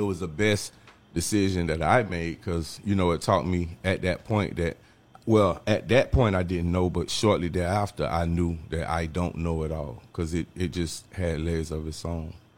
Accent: Jacksonville, Florida, United States; also born or lived in Orlando; I'm from the North Side project for Moncrief

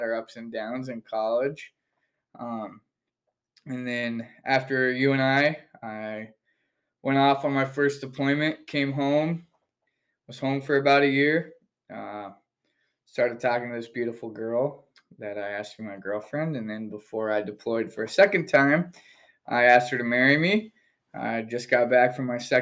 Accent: south central Iowa, United States; also born or lived in Omaha, Nebraska / Washington, Iowa; So I was born in Omaha, raised in Sheraton, Iowa, just in south central Iowa. Grew up there

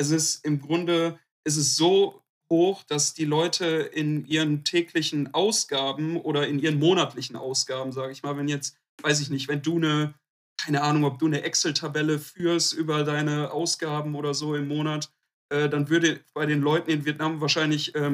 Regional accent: Duisburg, North Rhine-Westphalia, Germany

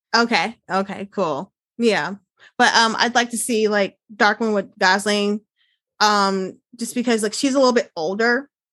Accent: Chicago, Illinois, United States; I'm originally from the Chicago area, and I currently live like two hours south of mm. Chicago

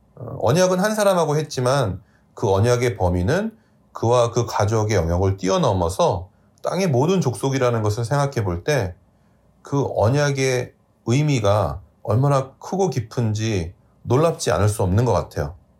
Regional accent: South Korea; now in New York, United States; 한국이라는 작은 나라에서 태어나 미국 뉴욕으로 이주해서 살아가고 있는 저와

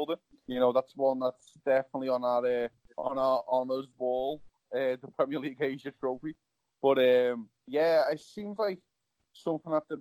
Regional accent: Liverpool, North West England, United Kingdom; now in United States; I went from Liverpool

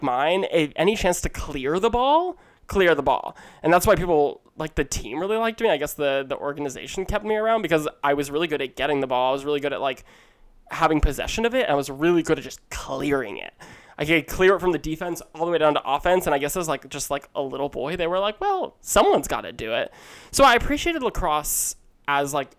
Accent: outside of Philadelphia, Chester County, Pennsylvania, United States; also born or lived in Manhattan, New York; I grew up in outside of Philadelphia, the Chester County area

